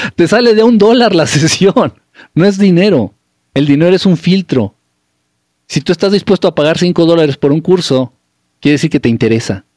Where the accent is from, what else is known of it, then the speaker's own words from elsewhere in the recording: Mexico; also born or lived in Mexico City; now in United States; soy de México